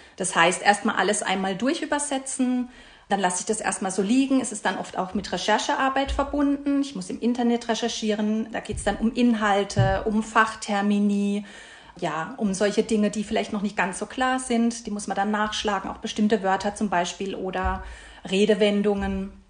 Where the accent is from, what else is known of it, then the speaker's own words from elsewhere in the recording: Karlsruhe, Baden-Württemberg, Germany; Ich komme aus Karlsruhe, lebe dort mit meinem Mann und mit meinem Sohn.